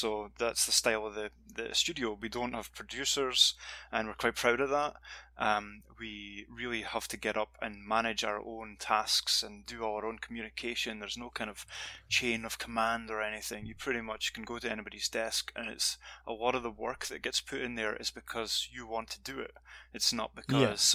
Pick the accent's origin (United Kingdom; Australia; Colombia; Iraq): United Kingdom; Dundee, Scotland; moved away as an adult; back in my hometown in Scotland, Dundee